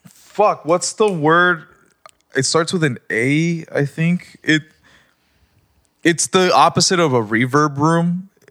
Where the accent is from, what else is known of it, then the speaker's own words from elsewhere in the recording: Rosarito, Baja California, Mexico; being with my family in Rosarito and stuff that like I noticed that like I was getting scared to be in my hometown